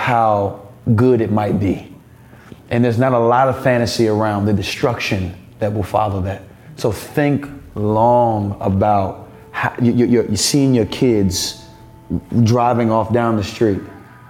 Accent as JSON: {"language": "English", "country": "United States", "said": "as an American"}